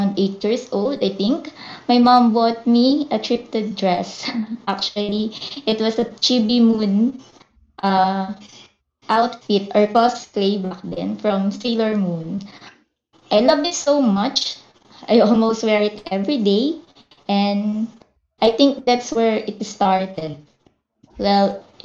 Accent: Philippines; I'm a cosplayer from the Philippines

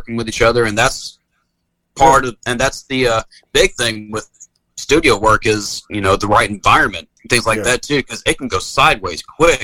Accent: Nutbush, Tennessee, United States; now in Charlotte, United States; I'm a hick from Nutbush, Tennessee

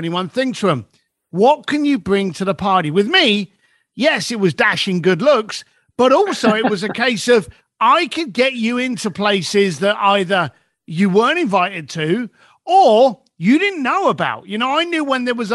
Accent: London, United Kingdom; As a bricklayer growing up in East London

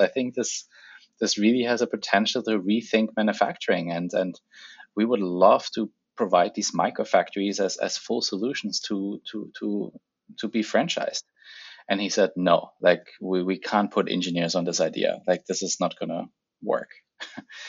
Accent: the Alps in Germany, Bavaria, Germany; moved away as an adult; also born or lived in Ethiopia; now in Vancouver, Canada; the bigger version of home, where I grew up in the Alps in Germany

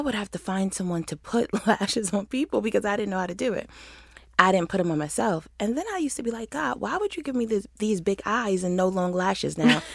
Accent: Rochester, New York, United States; moved away as an adult; now in Atlanta, United States; I moved to the city from Rochester

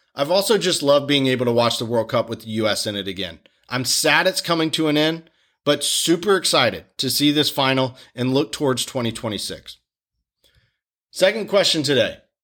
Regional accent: Wilmington, North Carolina, United States; my hometown of Wilmington, North Carolina

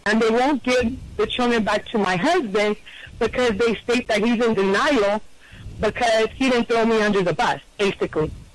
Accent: Northern California, United States; I'm from California, from Northern California

